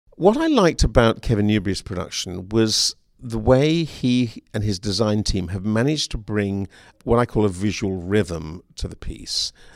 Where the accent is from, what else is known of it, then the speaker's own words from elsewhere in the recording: United Kingdom; now in Seattle, United States; As a Brit